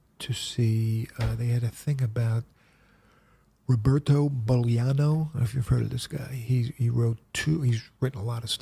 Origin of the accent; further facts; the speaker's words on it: New York City, New York, United States; I grew up in the Bronx.